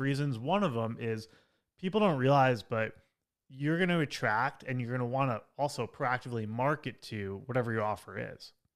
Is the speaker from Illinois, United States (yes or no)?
no; Long Island, New York, United States; also born or lived in Manhattan, New York; I grew up on Long Island, like an hour outside of New York City, and then I lived in Manhattan for ten years